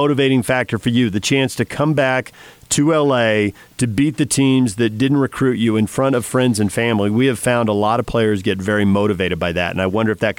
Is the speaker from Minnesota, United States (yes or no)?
no; California, United States; I grew up in California